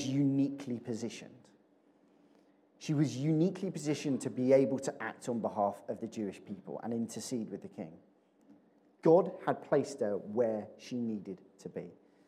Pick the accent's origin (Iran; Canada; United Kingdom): United Kingdom; Chertsey, South East England; also born or lived in Addlestone; I grew up in Chertsey.